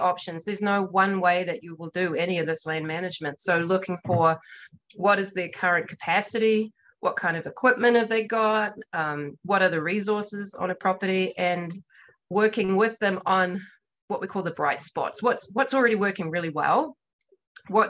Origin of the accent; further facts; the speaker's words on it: New Zealand; now in Montana, United States; I'm a New Zealander